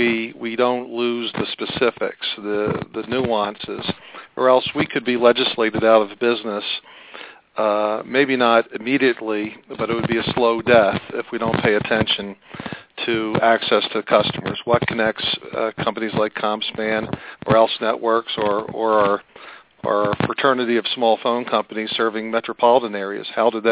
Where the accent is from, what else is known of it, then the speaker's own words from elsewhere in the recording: Philadelphia, Pennsylvania, United States; moved away; my hometown of Philadelphia. So I'm not rural telecom provider by nature. I'm a product of urban telecom originally.